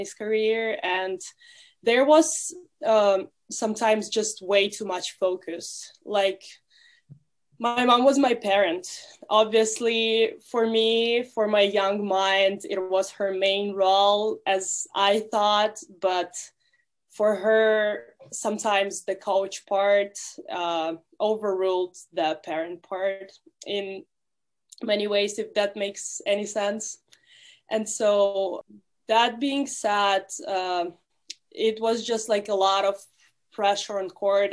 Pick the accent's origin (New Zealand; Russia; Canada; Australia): Russia; now in United States; I'm from Russia